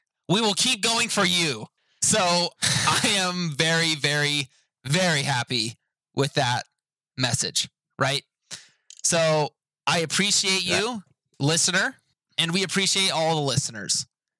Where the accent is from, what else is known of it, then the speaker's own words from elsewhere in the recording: India; I am from India.